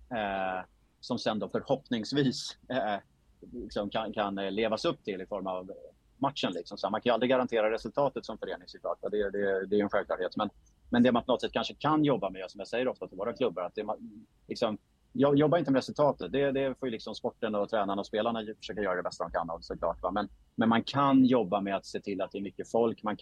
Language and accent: Swedish; Gotland, Sweden; born there; moved away; Jag flyttade till Stockholm 1983. Eh, jag är född på Gotland eh, men hamnade i Stockholm eh, med min mamma.